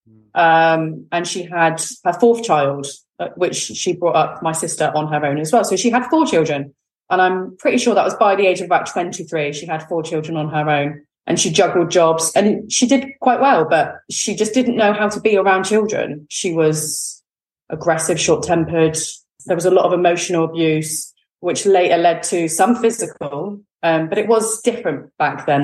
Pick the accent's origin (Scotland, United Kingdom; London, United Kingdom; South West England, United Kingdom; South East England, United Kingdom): South West England, United Kingdom; Exmouth; also born or lived in Newton Abbot; So I now live in Newton Abbot. I grew up actually in Exmouth, which is a seaside town in Devon